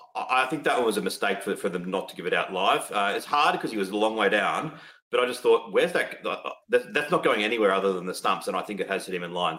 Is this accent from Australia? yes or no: yes; Australia; I'm an Australian